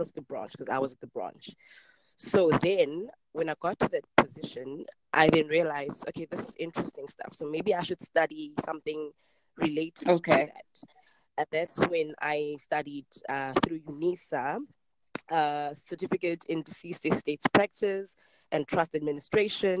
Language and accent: English; Cape Town, Western Cape, South Africa; I grew up in Khayelitsha, and that's in Cape Town. It's a township in Cape Town. Born and bred here.